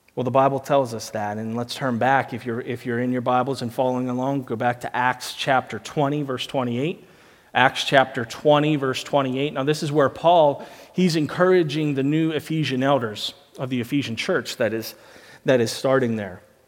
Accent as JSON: {"language": "English", "country": "United States", "moved": "yes", "said": "I'm from America"}